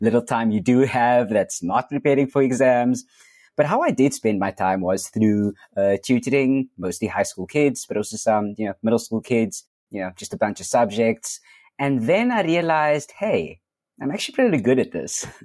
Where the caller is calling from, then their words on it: Cape Town, Western Cape, South Africa; I am calling in from Cape Town, South Africa.